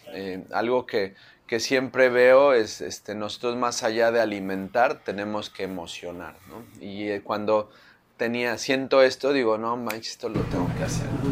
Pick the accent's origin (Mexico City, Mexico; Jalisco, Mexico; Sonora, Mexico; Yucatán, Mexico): Mexico City, Mexico; soy de la Ciudad de México, ¿no? Entonces, pues nuestra nacionalidad nos la da no el lugar donde nacemos o donde vivimos, sino los sabores con los que crecemos, ¿no? Entonces, soy chilango